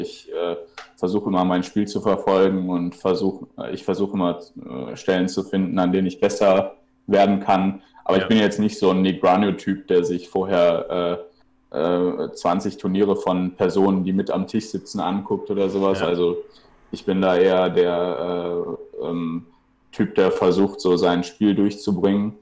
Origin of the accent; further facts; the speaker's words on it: Cologne, North Rhine-Westphalia, Germany; ich komme ja aus Köln